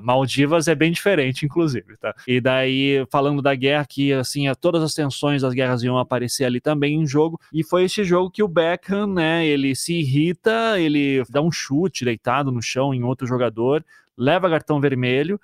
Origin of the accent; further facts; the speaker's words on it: Brazil; para mim, como brasileiro